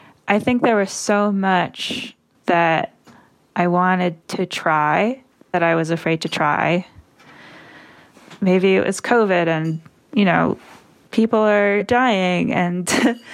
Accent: Maine, United States; also born or lived in Boston; now in Portland, United States; I'm from Maine originally and I've always wanted to move back.

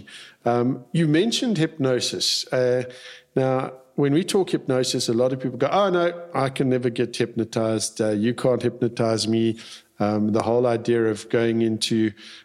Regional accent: South Africa; when I was growing up in South Africa, we had compulsory military service.

